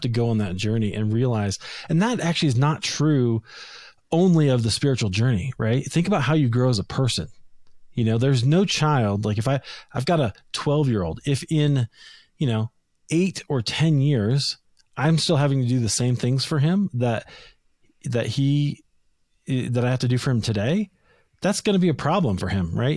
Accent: Des Moines, Iowa, United States; moved away as an adult; now in Denver, United States; I grew up in Des Moines, Iowa, Christian family

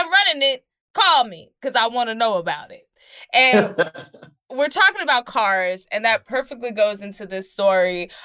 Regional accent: Dallas, Texas, United States; I am from Dallas, Texas. And the church that I grew up in is called Oak Grove Missionary Baptist Church.

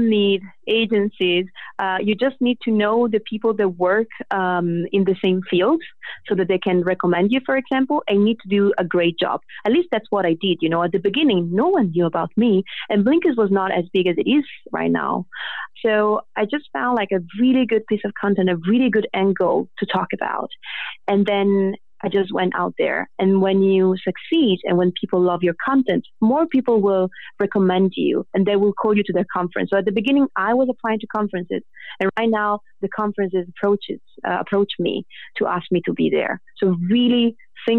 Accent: Italy; English is a second language; I am Italian, so English is not my first language

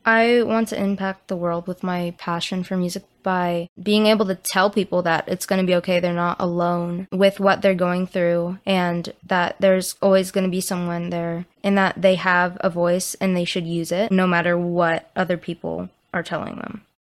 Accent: Valencia, California, United States; I'm from Valencia, California, and I am 12 years old.

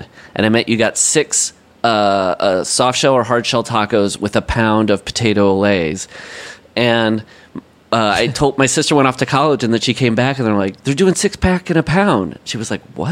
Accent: Le Mars, Iowa, United States; moved away; I grew up in Lamar's

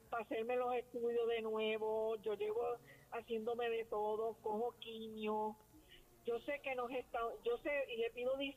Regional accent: Trujillo Alto, Puerto Rico; soy de Trujillo Alto, soy paciente de cáncer.

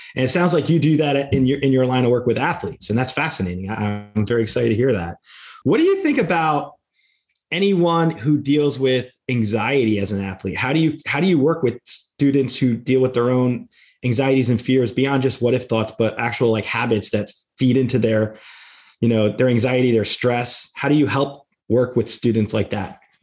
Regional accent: New Jersey, United States; my home state of New Jersey

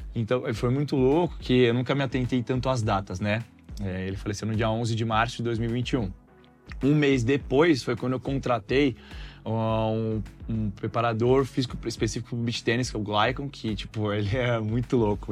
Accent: Santos, São Paulo, Brazil; moved away; also born or lived in Argentina / São José dos Campos / Ribeirão Preto; eu tive que voltar para Santos, minha cidade natal.

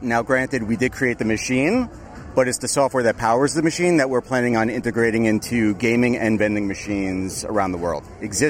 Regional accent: New York City, New York, United States; I'm from Brooklyn, New York.

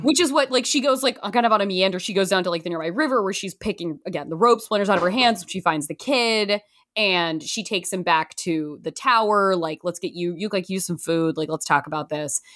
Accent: Canby, Oregon, United States; moved away; we are from Canby, Oregon, twenty-two miles south of Portland

